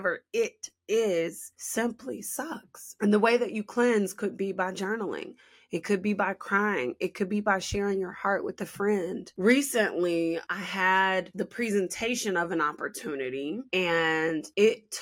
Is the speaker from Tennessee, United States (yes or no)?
no; Chicago, Illinois, United States; I'm from Chi-Town